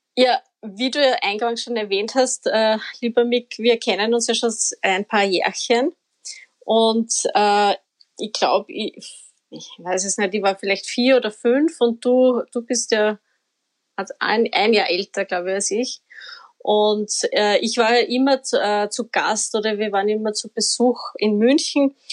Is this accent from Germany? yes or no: no; Upper Austria, Austria; now in Vienna, Austria